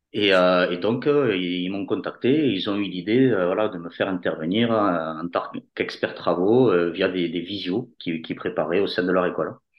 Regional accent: Toulouse, Occitania, France; accent: Toulouse; j'ai un accent marqué de, Toulouse.

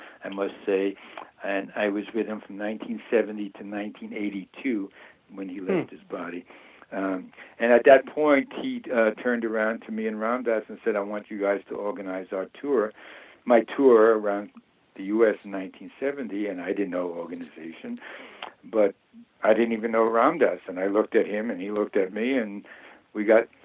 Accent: Long Beach, New York, United States; I was living out in Long Beach where I grew up with my mom and dad

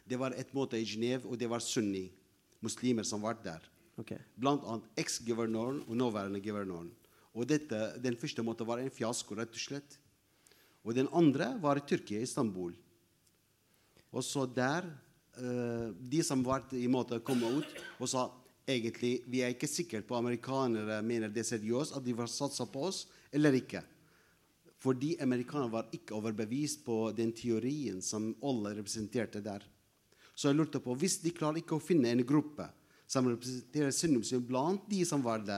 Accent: Mosul, Nineveh, Iraq; English is a second language; now in Norway; I am originally from Mosul, and I came back from Mosul for ten uh, days ago.

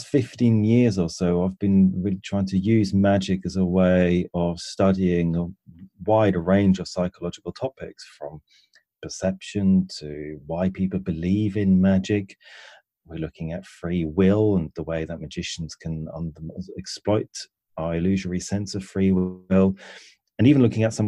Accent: Switzerland; moved away as an adult; now in England; And I grew up in Switzerland, and at the age of about 19, I moved to England

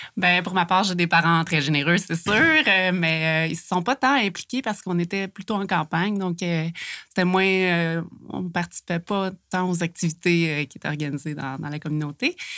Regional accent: Montérégie, Quebec, Canada; moved away as an adult; now in Coaticook, Canada; je viens d'une petite communauté en Montérégie, Saint-Pied-de-Bagotte

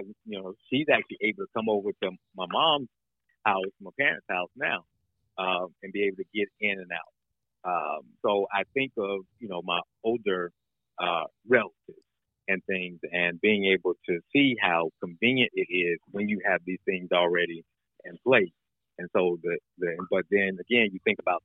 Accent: North Carolina, United States; now in Aiken County, South Carolina, United States; I grew up in North Carolina

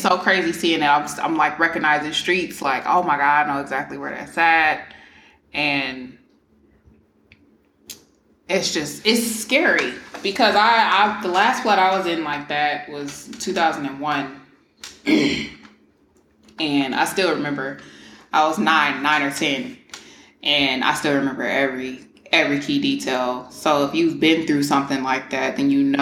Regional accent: Houston, Texas, United States; moved away; I don't live in Houston, but I'm from Houston

